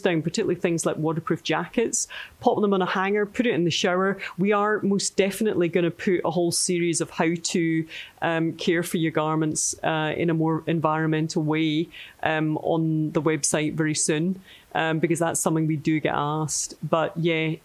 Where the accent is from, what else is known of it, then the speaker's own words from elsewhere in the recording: Scotland, United Kingdom; we're Scottish